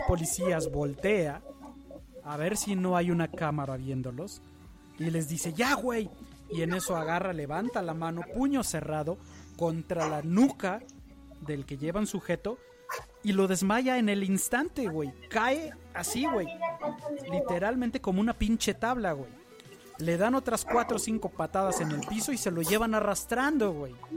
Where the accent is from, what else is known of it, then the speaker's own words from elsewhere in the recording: Mexico; En México, que es uno de los países donde más brutalidad policíaca vivimos en el día a día